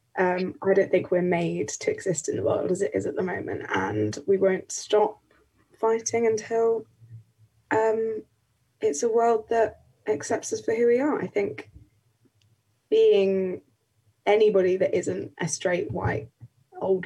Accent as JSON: {"language": "English", "town": "Canterbury", "region": "South East England", "country": "United Kingdom", "moved": "as an adult", "lives_now": "London, United Kingdom", "said": "I'm living and studying in London, but I'm from Canterbury"}